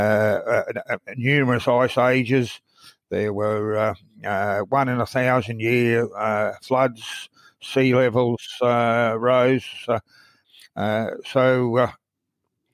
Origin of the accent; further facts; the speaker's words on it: Brisbane, Queensland, Australia; I grew up in Brisbane in Queensland